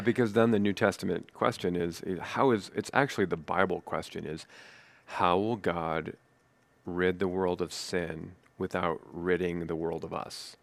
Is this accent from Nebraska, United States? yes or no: yes; Nebraska, United States; moved away as an adult; also born or lived in East Coast; being a native Nebraska person